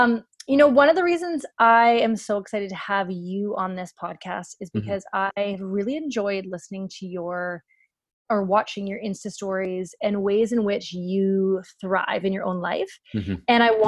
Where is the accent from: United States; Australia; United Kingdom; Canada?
Canada; We are both from Canada.